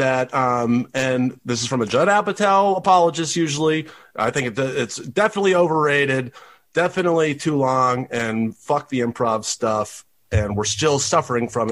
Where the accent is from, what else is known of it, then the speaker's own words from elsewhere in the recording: Tennessee, United States; I'm from Tennessee